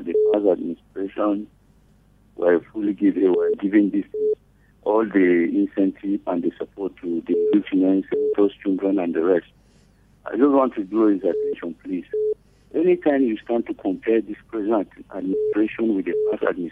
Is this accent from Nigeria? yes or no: yes; Gombe, Gombe State, Nigeria; moved away; I come from Gombe.